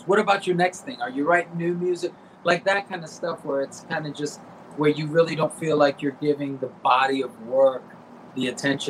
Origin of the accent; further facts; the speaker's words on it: South Florida, United States; I grew up in South Florida